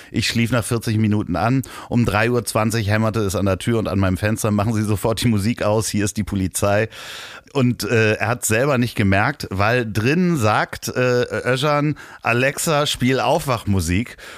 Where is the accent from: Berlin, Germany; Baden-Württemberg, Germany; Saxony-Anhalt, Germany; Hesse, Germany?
Berlin, Germany; Spandau; Und wie Spandau, wo ich herkomme.